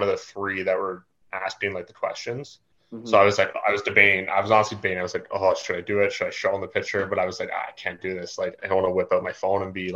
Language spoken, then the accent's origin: English; Canada; I'm from Canada